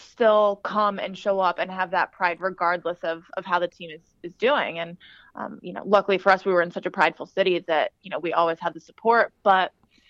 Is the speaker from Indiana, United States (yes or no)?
no; California, United States; now in Boston, United States; I'm originally from California.